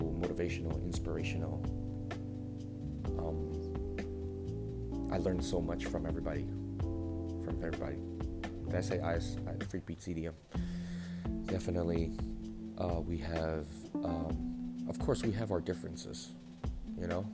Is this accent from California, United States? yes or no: yes; Bay Area, California, United States; I was born and raised out here in the Bay Area